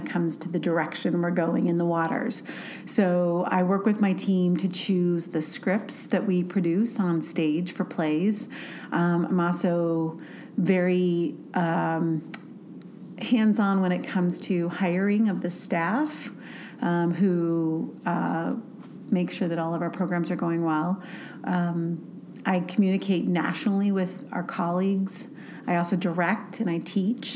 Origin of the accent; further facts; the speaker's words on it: South Bend, Indiana, United States; moved away as an adult; also born or lived in Milwaukee / Seattle; now in Bentonville, United States; I'm originally from South Bend, Indiana